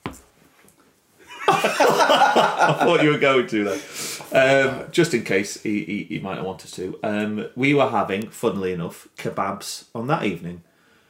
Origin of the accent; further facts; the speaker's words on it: Chesterfield, East Midlands, United Kingdom; now in Brighouse, United Kingdom; I was born in Chesterfield, which is technically the Midlands